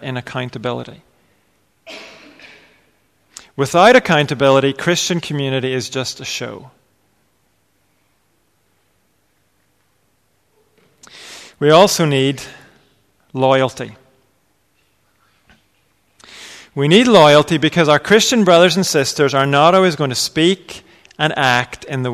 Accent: England, United Kingdom; we're English

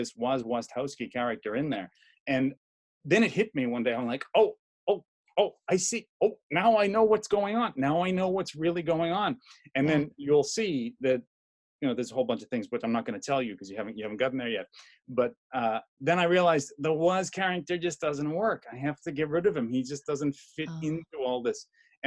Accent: Boston, Massachusetts, United States; now in Miami, United States; I'm from Boston

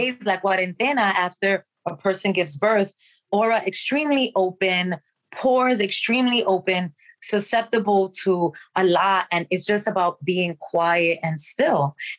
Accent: Dominican Republic; So we grew up in the Dominican Republic with a village of old folks that lived in the campo.

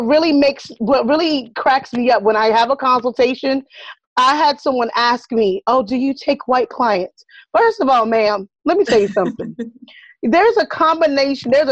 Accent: the South, United States; I'm from the South.

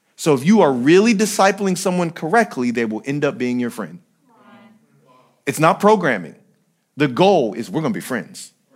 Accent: San Bernardino, California, United States; I'm still from San Bernardino

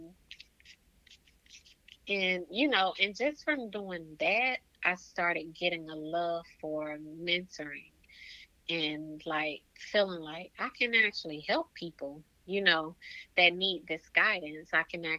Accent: Waynesboro, Georgia, United States; also born or lived in Augusta, Georgia; Augusta is the place that's like 25 minutes from Waynesboro, my hometown

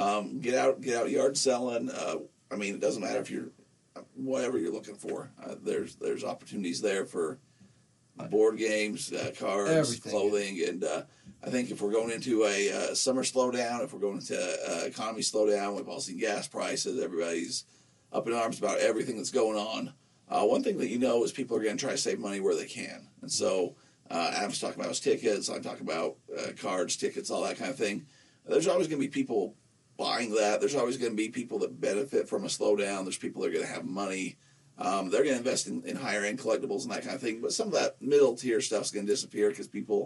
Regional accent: Nephi, Utah, United States; a little rodeo in my hometown where I grew up

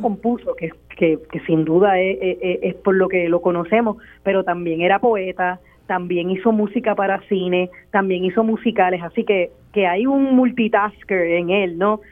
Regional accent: Puerto Rico

